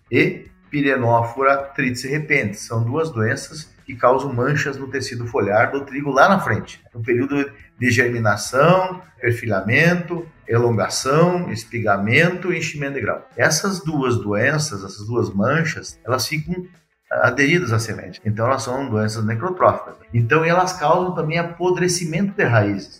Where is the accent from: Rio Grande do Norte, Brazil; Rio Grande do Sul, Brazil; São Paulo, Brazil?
Rio Grande do Sul, Brazil; moved away as an adult; also born or lived in Bahia; now in Guarapuava, Brazil; nasci no Rio Grande do Sul, né? Sou gaúcho